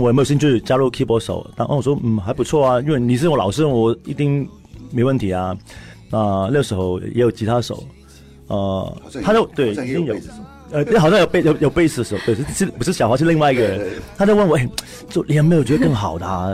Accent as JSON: {"language": "Chinese", "country": "Hong Kong", "accent": "Hong Kong accent", "said": "因为我，我可能讲话有香港腔嘛"}